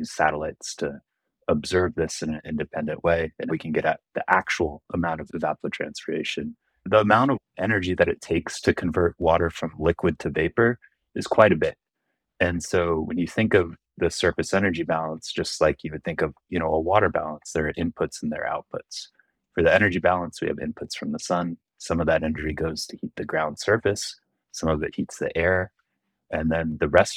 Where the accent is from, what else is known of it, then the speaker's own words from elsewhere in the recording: San Jose, California, United States; also born or lived in San Diego / Irvine; I grew up in San Jose, but I went to college in San Diego